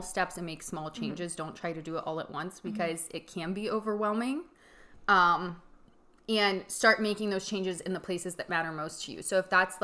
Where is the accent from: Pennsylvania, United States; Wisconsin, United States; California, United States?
Pennsylvania, United States; Punxsutawney; my hometown of Punxsutawney